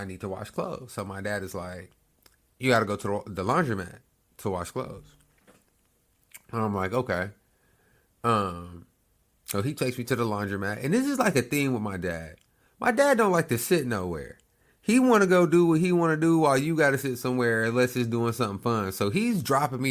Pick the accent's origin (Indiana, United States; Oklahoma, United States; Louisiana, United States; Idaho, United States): Oklahoma, United States; I'm from Oklahoma.